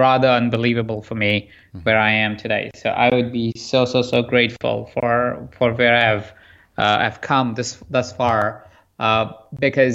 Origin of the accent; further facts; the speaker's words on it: Jaipur, Rajasthan, India; I grew up in India in a small town called Jaipur.